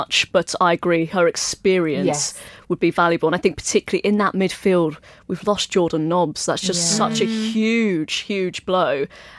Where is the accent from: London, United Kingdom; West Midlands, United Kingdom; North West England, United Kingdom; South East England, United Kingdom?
South East England, United Kingdom; Oxford; I'm from Oxford